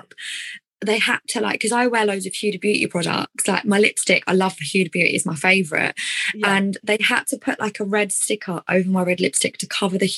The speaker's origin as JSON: {"language": "English", "area": "Essex", "region": "East of England", "country": "United Kingdom", "accent": "Essex", "said": "with my Essex accent"}